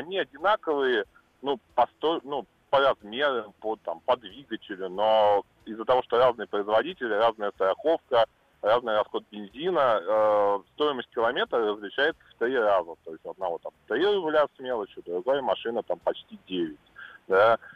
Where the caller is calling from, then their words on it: Saint Petersburg, Russia; я из Санкт-Петербурга.